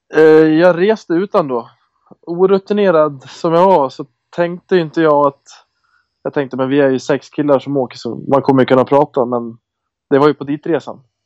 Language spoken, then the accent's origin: Swedish; Köping, Västmanland, Sweden; moved away; Jag spelar hemma i Köping bara.